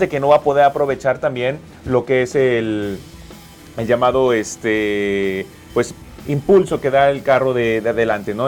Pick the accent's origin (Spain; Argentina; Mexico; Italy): Mexico; como mexicanos